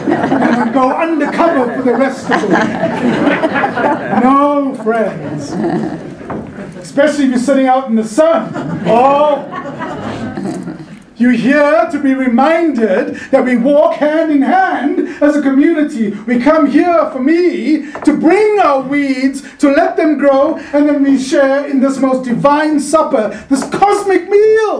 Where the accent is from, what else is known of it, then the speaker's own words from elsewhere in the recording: South Africa; now in California, United States; a South African Californian who grew up under an apartheid system